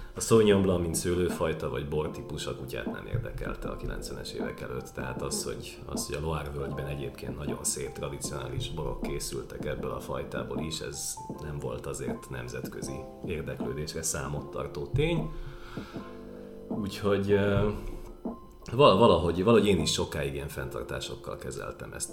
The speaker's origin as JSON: {"language": "Hungarian", "region": "Budapest", "country": "Hungary", "tie": "born or raised there", "said": "nem túl gazdag, de mégiscsak budai értelmiségi családba születtem"}